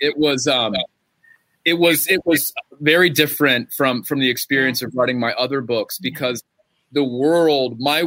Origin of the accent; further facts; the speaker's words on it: Gastonia, North Carolina, United States; my hometown of Gastonia